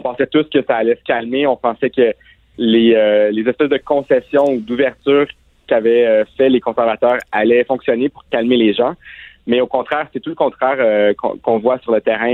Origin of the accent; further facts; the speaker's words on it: Ontario, Canada; j'ai grandi en Ontario, dans des écoles secondaires